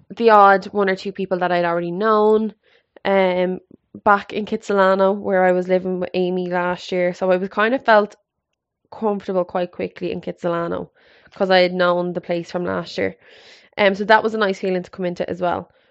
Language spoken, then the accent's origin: English; Ireland; also born or lived in Canada; I always said I'd love to set up base back in Ireland